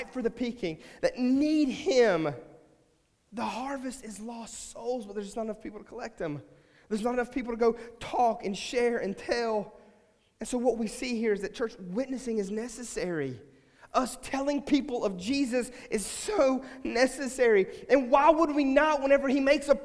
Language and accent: English; West Virginia, United States; moved away; we're from West Virginia